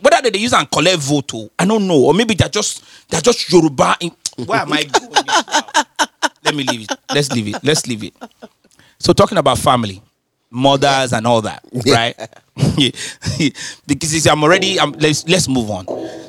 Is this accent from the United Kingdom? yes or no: yes; London, United Kingdom; Because I'm from London.